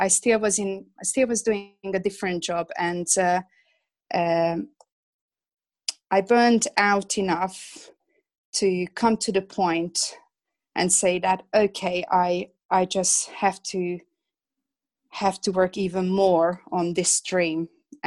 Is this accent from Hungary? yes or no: yes; Hungary; English is a second language; moved away as an adult; now in England; I'm originally from Hungary. That's where I was born and that's where I grew up. I came to England about 20 years ago.